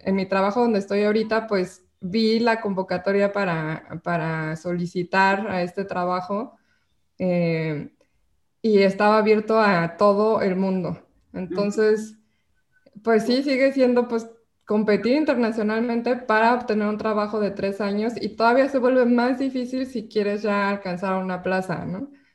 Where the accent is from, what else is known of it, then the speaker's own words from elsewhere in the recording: Mexico; como mexicano